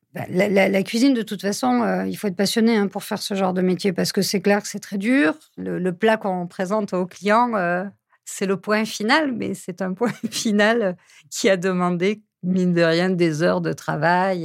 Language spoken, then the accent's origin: French; Lot, Occitania, France; Je suis originaire du Lot. J'ai grandi dans une grande famille avec huit frères et sœurs.